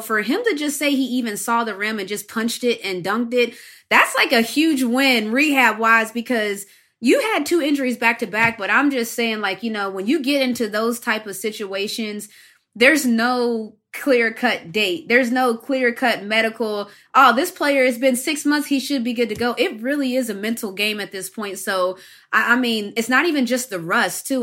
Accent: West Virginia, United States; moved away as an adult; I grew up in West Virginia

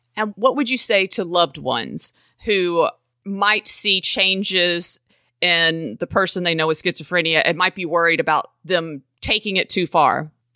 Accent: the South, United States; I am from the South

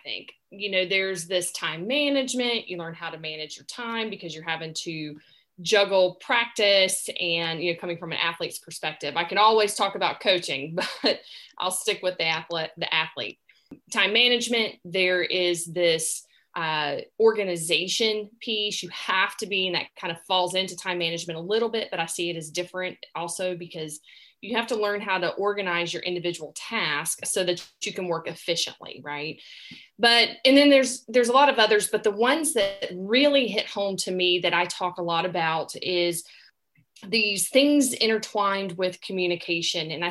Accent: the South, United States; accent: Southern; I grew up in the South, and if you hadn't picked up on my accent, that's, I'm Southern grown

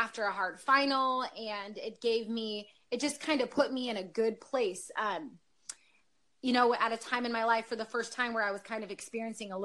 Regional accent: Northern California, United States; I grew up in Northern California up in the mountains

